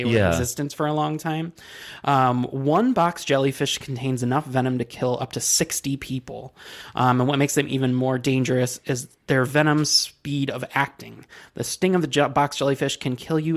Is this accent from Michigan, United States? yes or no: yes; Michigan, United States; Growing up in Michigan, we had Great Lakes